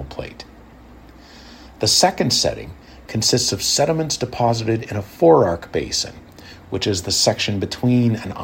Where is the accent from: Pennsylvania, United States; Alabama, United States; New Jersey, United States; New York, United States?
Pennsylvania, United States; Ohio Valley northwest of Pittsburgh; As a child growing up in the Ohio Valley northwest of Pittsburgh